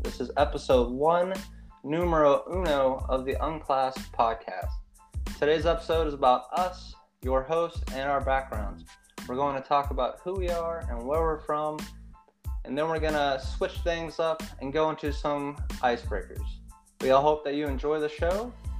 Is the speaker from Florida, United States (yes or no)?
yes; Destin, Florida, United States; moved away as an adult; now in England; I grew up in sunny Florida, a small town, beach town, Destin, Florida, if anyone's ever heard of it. Shout out to those people still there. I had a great childhood, played a lot of sports. My parents were from the Midwest. They were from Missouri